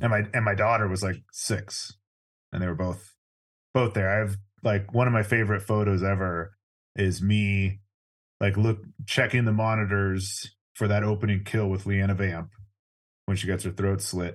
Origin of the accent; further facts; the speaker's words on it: Orange County, California, United States; I grew up in Orange County, California